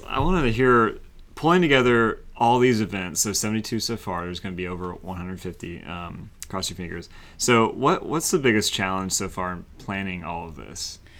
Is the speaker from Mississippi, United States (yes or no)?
no; Winston-Salem, North Carolina, United States; also born or lived in the Triangle, North Carolina; I grew up in Winston-Salem. That's all tobacco. Uh-huh. And then I now live in the Triangle